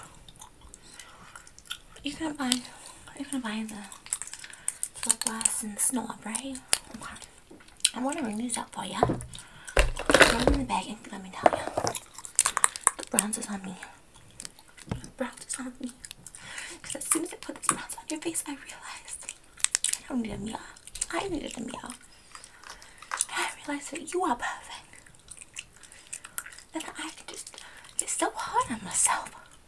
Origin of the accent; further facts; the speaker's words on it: Kentucky, United States; now in New Jersey, United States; I grew up in Kentucky. And I came to Jersey. And now, I don't know what my accent is.